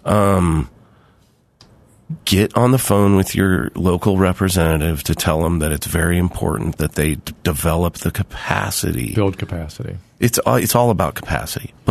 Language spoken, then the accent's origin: English; California, United States; I grew up in California.